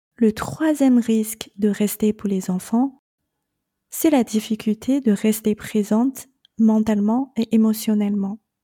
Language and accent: French; China; moved away as an adult; je suis née et j'ai grandi en Chine